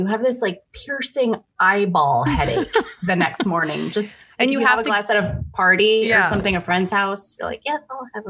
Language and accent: English; United States; I'm American.